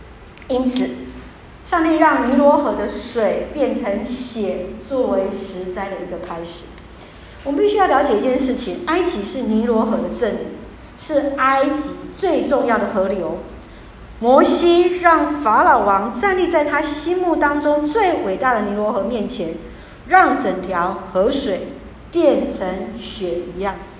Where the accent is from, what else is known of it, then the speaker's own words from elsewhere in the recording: Taiwan; 我们台湾人